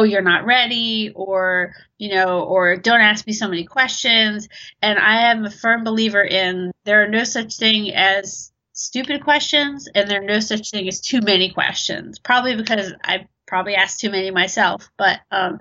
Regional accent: Baltimore, Maryland, United States; also born or lived in Abingdon; I'm a dancer from Baltimore, Maryland on the East Coast. I'm currently based out of Abingdon.

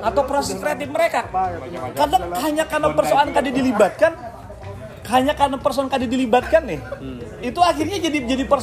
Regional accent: South Kalimantan, Indonesia; Kita ini kan orang Banjar ini kan selalu identiknya kan kayak itulah Banjar gitu

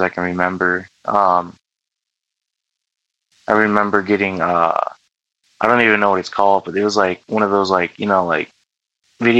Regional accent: United States; I'm American

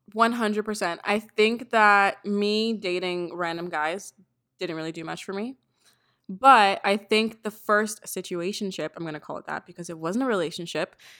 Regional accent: Toronto, Ontario, Canada; I'm from Toronto as well.

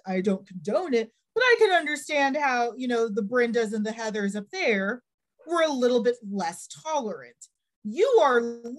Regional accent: North Texas, United States; I grew up in North Texas.

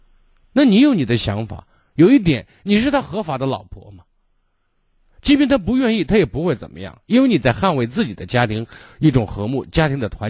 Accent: Shaanxi, China; 就我们陕西人讲架在车子圆的让他让他给你噎呗

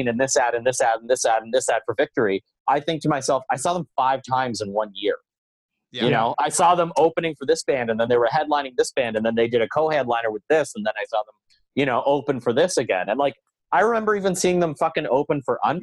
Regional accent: Belleville, Ontario, Canada; moved away as an adult; also born or lived in Ottawa; the year that I moved from Belleville to Ottawa

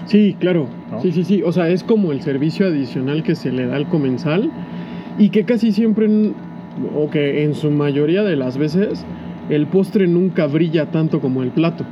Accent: San Cristóbal de las Casas, Chiapas, Mexico; soy de San Cristóbal

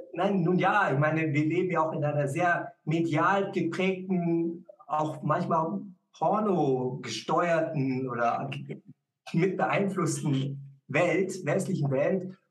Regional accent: Munich, Bavaria, Germany; Ich bin ja in München aufgewachsen

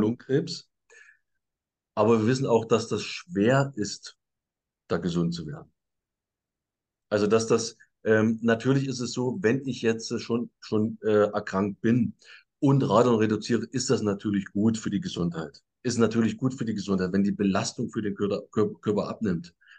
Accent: Saxony, Germany; Bei, bei uns in Sachsen

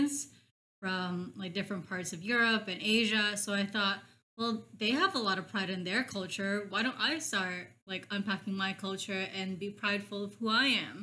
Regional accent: Burbank, California, United States; also born or lived in Philippines; I grew up in Burbank, besides the Philippines

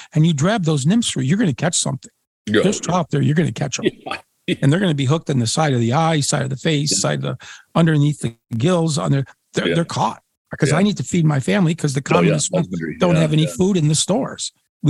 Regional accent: Great Lakes, United States; So here is why I am so adamant to Euro nymphing is because I grew up in the Great Lakes.

